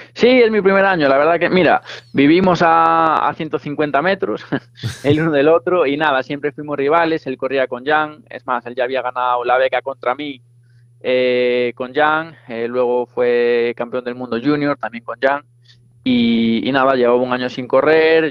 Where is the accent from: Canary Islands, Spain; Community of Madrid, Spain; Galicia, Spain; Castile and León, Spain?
Galicia, Spain; Arteixo; somos los dos de Arteixo